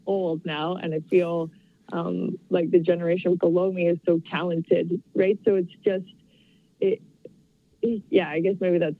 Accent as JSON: {"language": "English", "town": "Calgary", "region": "Alberta", "country": "Canada", "tie": "born or raised there", "said": "I grew up here. I'm from Calgary."}